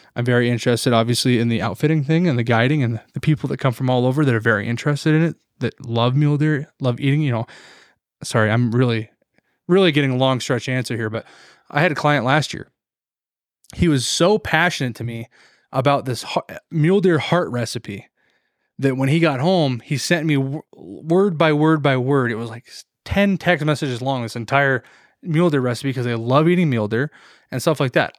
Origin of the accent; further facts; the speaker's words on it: Montana, United States; an American and a Montanan